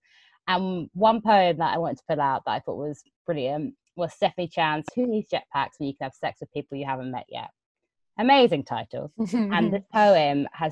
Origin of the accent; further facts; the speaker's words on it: London, United Kingdom; I'm a Londoner.